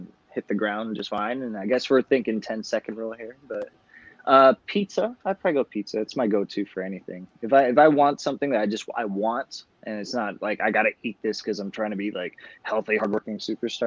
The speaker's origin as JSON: {"language": "English", "town": "Los Angeles", "region": "California", "country": "United States", "tie": "born or raised there", "said": "I grew up in Los Angeles"}